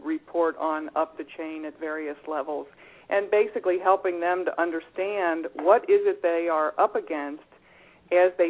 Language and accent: English; Cincinnati, Ohio, United States; I grew up in Cincinnati